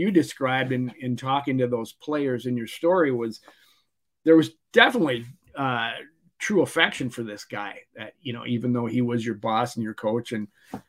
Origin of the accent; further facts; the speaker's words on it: Mankato, Minnesota, United States; growing up in Mankato